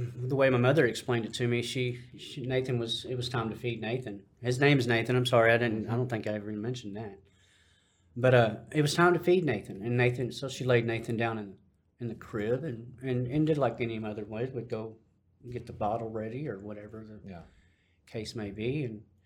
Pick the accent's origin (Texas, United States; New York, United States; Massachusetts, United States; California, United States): Texas, United States; Dallas; also born or lived in Amarillo, Texas; by the time I was around 2 years old, I'd moved to Dallas